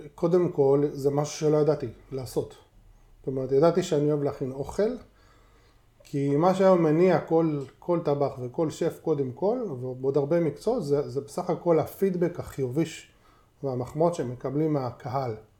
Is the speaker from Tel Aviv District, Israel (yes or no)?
yes; Tel Aviv, Tel Aviv District, Israel; נולדתי ליד דיזנגרוף סנטר. גרנו שם כל החיים, זו השכונה שלי